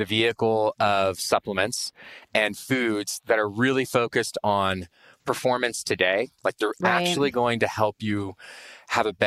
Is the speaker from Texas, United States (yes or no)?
yes; Austin, Texas, United States; I grew up in Austin, Texas